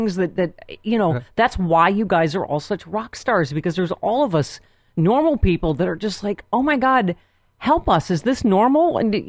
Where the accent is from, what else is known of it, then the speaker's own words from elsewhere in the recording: Buffalo, New York, United States; I'm from Buffalo, so I love girls with a flat A.